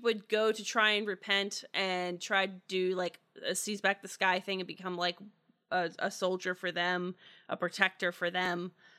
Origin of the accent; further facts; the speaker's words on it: Pittsburgh, Pennsylvania, United States; accent: Yinzer/Pittsburgh; Oh, that's when my Yinzer accent comes out, my Pittsburgh accent.